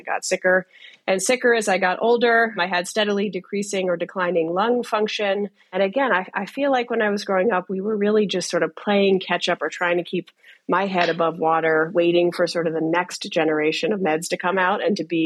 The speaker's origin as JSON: {"language": "English", "country": "United States", "tie": "born or raised there", "said": "I grew up in the Washington area, and I was treated there for my whole life"}